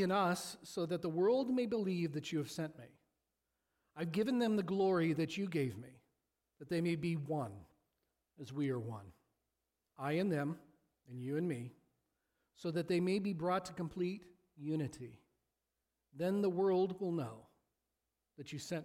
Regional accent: Washington, Illinois, United States; I grew up the first few years of my life in Sunnyland

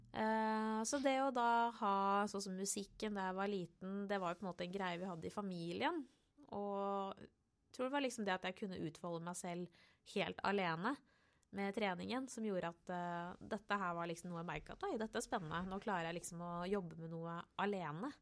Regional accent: Oslo, Norway; På Torshov i Oslo

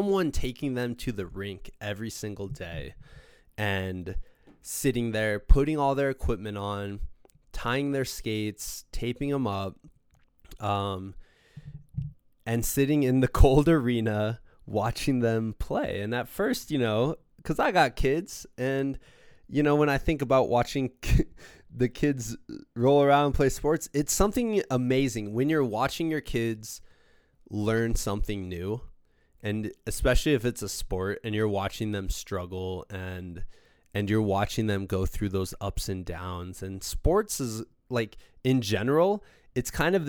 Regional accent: Iowa, Midwest, United States; my parents would drive me for 40 minutes twice a week for practice and once a week on the weekends for games, they would drive me 40 minutes up to Davenport, Iowa

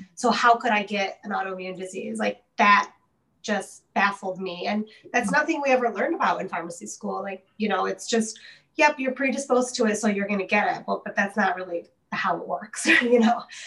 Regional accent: Detroit, Michigan, United States; I was born and raised in the Detroit area

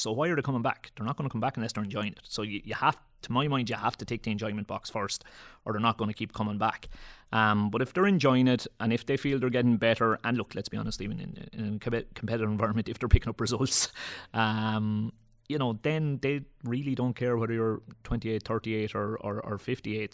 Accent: Leinster, Ireland; I'm from Leash, our, our own local club would have played in the Kilkenny District League

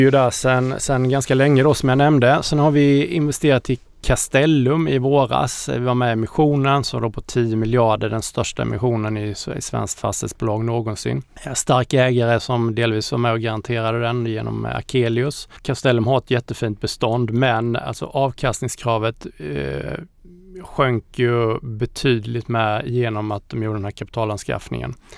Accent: Småland, Sweden; also born or lived in Austria; jag är halvösterrikare och halvsmålänning

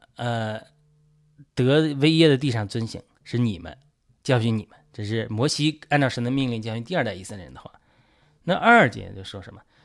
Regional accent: China; 我是第一代得救的基督徒，好像就，作为中国人第一代基督徒

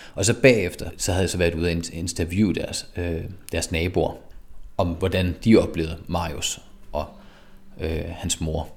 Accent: Skive, Central Denmark Region, Denmark; now in Frederiksberg, Denmark; jeg blev født i Skive i 1983. Jeg kommer fra Skive

